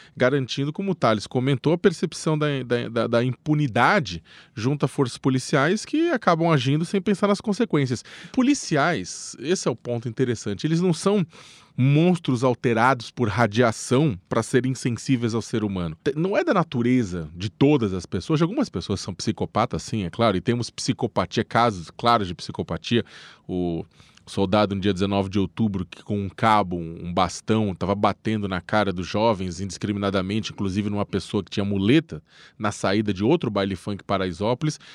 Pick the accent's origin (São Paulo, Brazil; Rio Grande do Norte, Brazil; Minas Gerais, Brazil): São Paulo, Brazil; sou da periferia de São Paulo